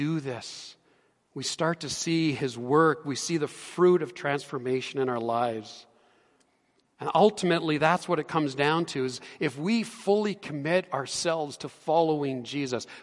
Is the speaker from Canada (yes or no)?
yes; Edmonton, Alberta, Canada; I grew up in Edmonton, and I know my way around the city quite well